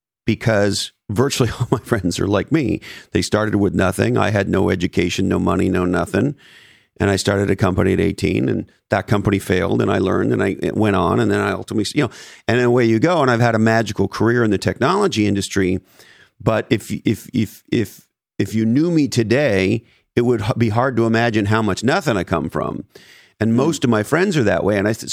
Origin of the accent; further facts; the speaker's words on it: California, United States; we may be biased because, you know, we grew up in Silicon Valley.